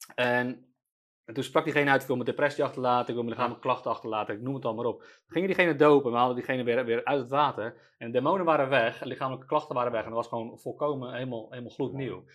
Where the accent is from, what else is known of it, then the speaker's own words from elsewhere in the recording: Netherlands; we als Nederlanders